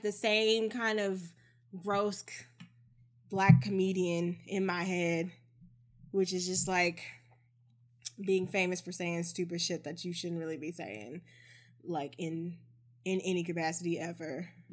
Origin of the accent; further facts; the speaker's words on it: Texas, United States; I am a Texan